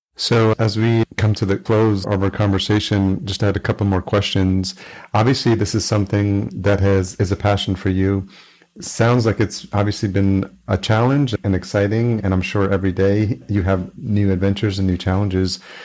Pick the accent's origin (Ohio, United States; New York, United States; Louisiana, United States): New York, United States; I grew up in New York, lived in New York City